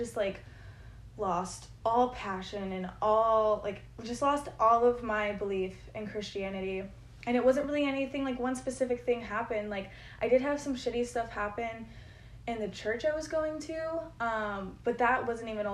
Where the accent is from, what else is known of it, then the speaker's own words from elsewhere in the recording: Connecticut, United States; I was born in Connecticut